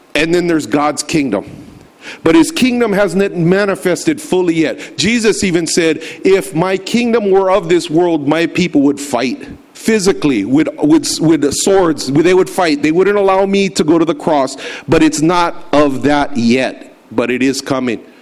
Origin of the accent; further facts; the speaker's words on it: United States; to be affiliated as an American